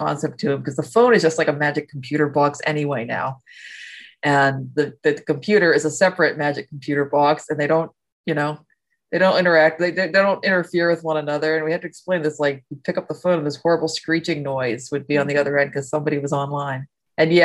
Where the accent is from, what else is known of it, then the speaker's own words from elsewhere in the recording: Ohio, United States; I grew up mostly in Ohio